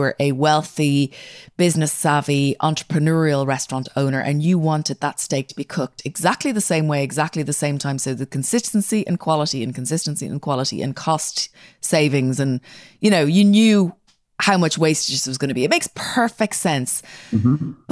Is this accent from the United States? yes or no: no; Ireland; moved away as an adult; now in Isle of Man; I grew up in Ireland